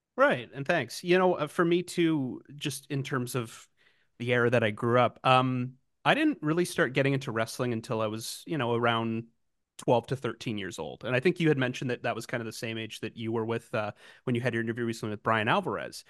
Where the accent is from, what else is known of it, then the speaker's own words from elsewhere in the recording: Canada; Canadian, as I am, a gentle, nice Canadian boy